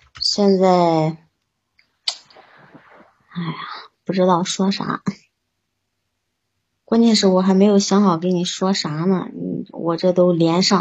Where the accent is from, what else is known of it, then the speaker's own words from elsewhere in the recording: Luoyang, Henan, China; 河南洛阳的。